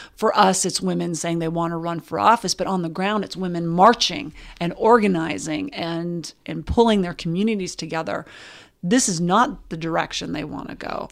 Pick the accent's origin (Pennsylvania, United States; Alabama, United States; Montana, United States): Montana, United States; Butte; I grew up in Butte, Montana.